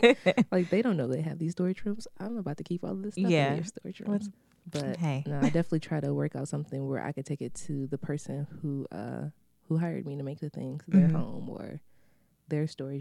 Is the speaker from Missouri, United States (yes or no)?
no; Michigan, United States; So I grew up in the neighborhood that Arts and Scraps is located. Mm-hmm. I'm from Morningside. I'm from the east side.